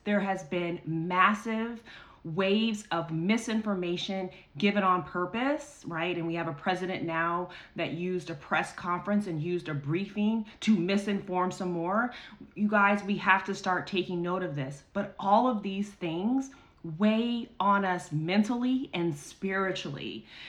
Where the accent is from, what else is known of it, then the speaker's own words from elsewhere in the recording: United States; our rights as American citizens